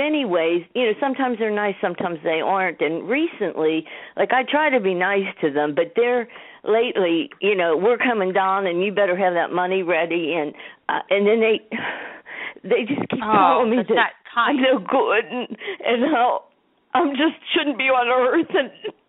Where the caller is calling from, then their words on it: Pittsburgh, Pennsylvania, United States; Yeah, I'm calling from Pittsburgh, Pennsylvania.